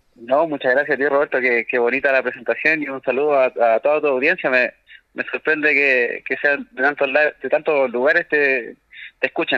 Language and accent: Spanish; Chile; como chilenos nos falta eh, querer mucho nuestra identidad